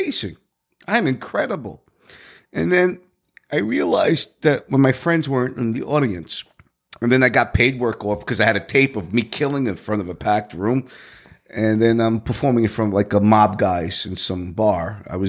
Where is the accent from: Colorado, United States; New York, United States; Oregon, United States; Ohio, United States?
New York, United States; Brooklyn; also born or lived in New Jersey; Well, I was born in Jersey, raised in mostly in Brooklyn.